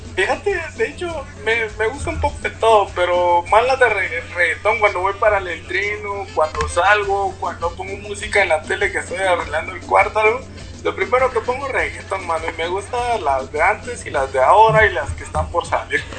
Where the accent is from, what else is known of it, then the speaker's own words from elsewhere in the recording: San Benito, Petén, Guatemala; moved away as an adult; also born or lived in Melchor de Mencos / Guatemala City; yo soy de Petén, yo vivo en Petén, yo me crié en Petén antes de empezar el boxeo